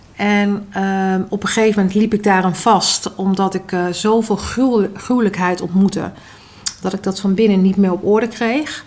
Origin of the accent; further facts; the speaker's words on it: Netherlands; also born or lived in Maluku (ancestry); Ik ben opgegroeid in de Molukse cultuur en in de Nederlandse cultuur